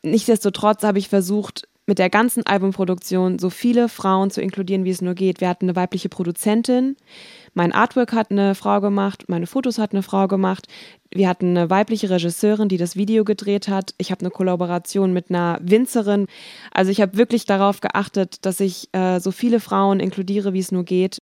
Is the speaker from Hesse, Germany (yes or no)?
yes; Wiesbaden, Hesse, Germany; ich komme ja aus Wiesbaden